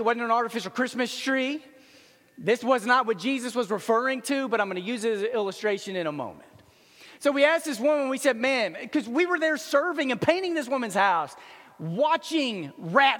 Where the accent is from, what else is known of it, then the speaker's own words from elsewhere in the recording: Dallas, Texas, United States; I grew up in Dallas